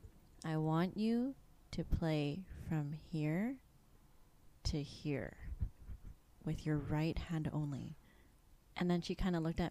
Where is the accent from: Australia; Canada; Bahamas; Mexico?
Canada; Vancouver, British Columbia; I was born and raised in Vancouver